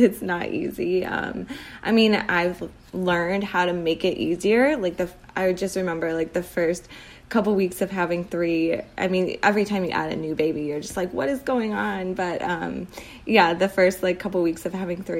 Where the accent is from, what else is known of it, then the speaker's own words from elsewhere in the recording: Chicago, Illinois, United States; I grew up in the suburbs of Chicago, and that's still where I am